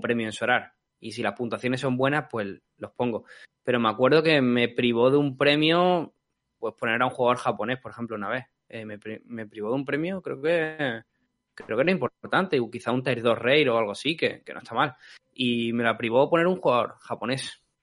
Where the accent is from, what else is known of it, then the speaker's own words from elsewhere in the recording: Spain; nosotros como españoles